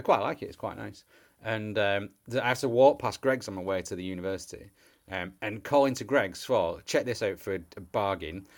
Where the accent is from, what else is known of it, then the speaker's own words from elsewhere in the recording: England, United Kingdom; we're English